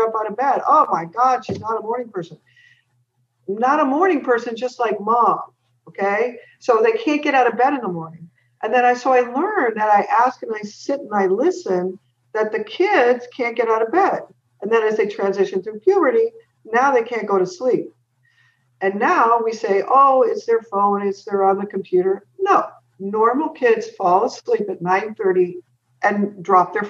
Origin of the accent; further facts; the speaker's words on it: San Jose, California, United States; also born or lived in San Francisco; I was born in San Francisco and then grew up in San Jose